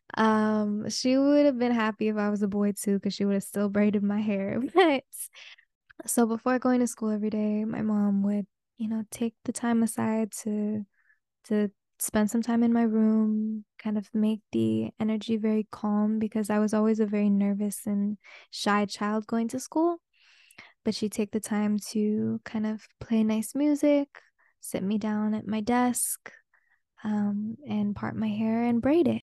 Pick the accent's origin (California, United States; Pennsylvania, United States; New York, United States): California, United States; the Bay Area; first language Spanish; English is a second language; moved away; I am a Bay girl through and through and through and through